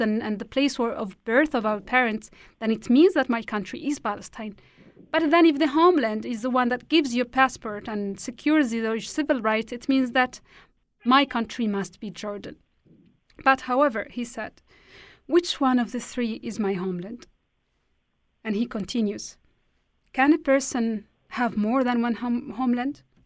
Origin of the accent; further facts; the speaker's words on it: Tindouf, Algeria; English is a second language; moved away as an adult; now in Switzerland; I was born and raised in the Sahrawi refugee camps in a city called Tindouf, southwest Algeria. I have lived there for over 20 years.